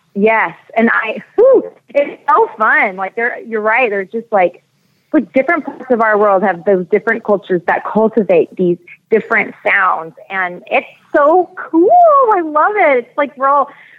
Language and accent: English; San Antonio, Texas, United States; And, you know, I grew up in San Antonio, Texas, and we really didn't, when we grew up in Texas, we really left the state.